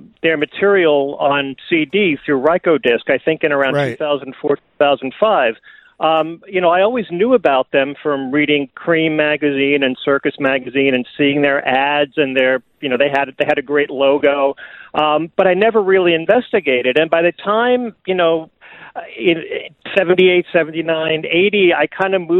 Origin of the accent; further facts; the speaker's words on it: New York City, New York, United States; I grew up in Brooklyn and Queens, in New